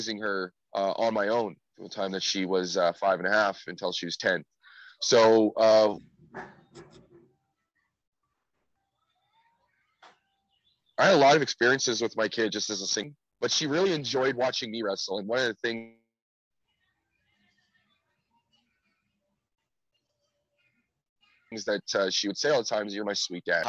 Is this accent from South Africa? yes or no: no; Winnipeg, Manitoba, Canada; moved away as an adult; now in Mexico City, Mexico; I'm from Winnipeg. Born and raised